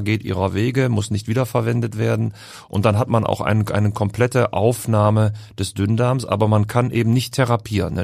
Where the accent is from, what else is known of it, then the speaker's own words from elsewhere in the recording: Düsseldorf, North Rhine-Westphalia, Germany; also born or lived in Heidelberg / Berlin; now in Hamburg, Germany; Als Düsseldorfer